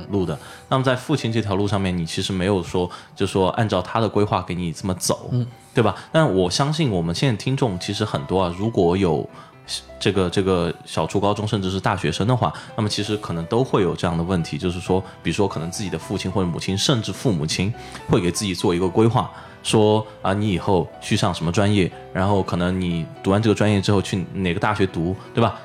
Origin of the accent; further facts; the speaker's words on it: China; also born or lived in Chengdu; 作为我们作为一个中国人